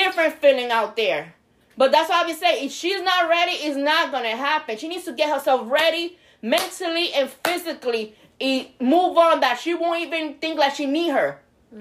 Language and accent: English; New York, United States; now in Florida, United States; I'm from New York. I didn't have a license when I moved to Florida